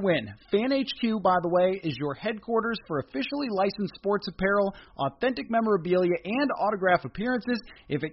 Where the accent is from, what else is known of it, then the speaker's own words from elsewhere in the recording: Buffalo, New York, United States; now in Minnesota, United States; where I grew up in Buffalo